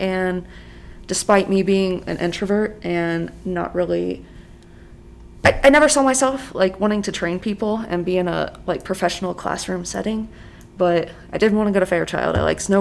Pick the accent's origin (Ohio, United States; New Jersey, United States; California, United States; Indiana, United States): Indiana, United States; Batesville; moved away as an adult; also born or lived in Kirtland Air Force Base / MacDill Air Force Base; I'm originally from a small town in Indiana called Batesville